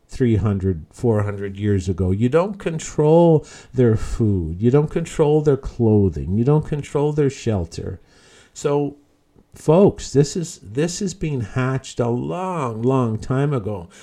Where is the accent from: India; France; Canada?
Canada; Newfoundland and Labrador; moved away; I'm originally from Newfoundland